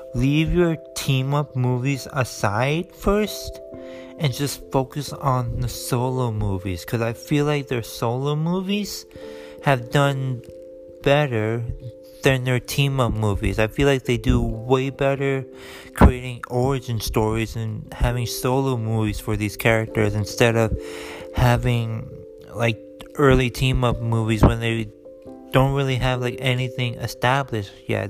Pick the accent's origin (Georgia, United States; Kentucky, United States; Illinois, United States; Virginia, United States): Illinois, United States; Chicago; I am born and raised in Chicago, Illinois. Yes, I'm a Chicago boy